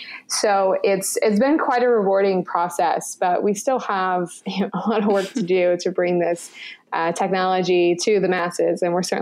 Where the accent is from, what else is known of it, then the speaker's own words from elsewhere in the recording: Florida, United States; I'm from Florida, and everyone seems to have two first names in the South